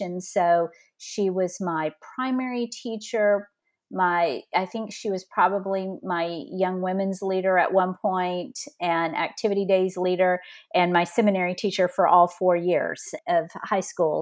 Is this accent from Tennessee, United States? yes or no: no; north of Beaumont, Southeast Texas, United States; also born or lived in California; now in Colleyville, Texas, United States; I grew up in, um, small town in Southeast Texas, north of Beaumont, just a few minutes from Louisiana